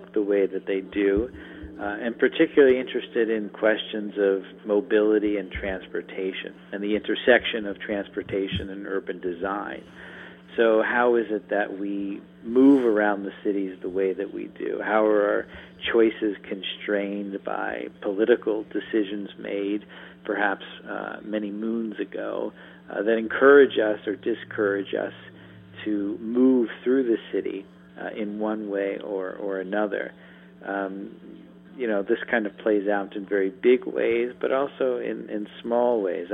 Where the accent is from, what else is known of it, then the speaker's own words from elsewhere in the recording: suburban Maryland, United States; moved away as an adult; also born or lived in New York City, United States; now in Harrisonburg, United States; I was born in New York to New Yorkers, but was mostly reared in suburban Maryland, but returned to New York for graduate school